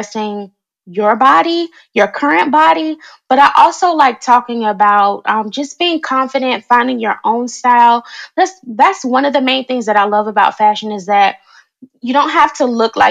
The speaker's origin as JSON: {"language": "English", "region": "North Carolina", "country": "United States", "tie": "born or raised there", "also_born_or_lived": "Washington, D.C.", "moved": "as an adult", "said": "I am originally from North Carolina, recently moved back to this area back in 2018. I was living in the DC area for about 10 years, and then I moved back to my hometown"}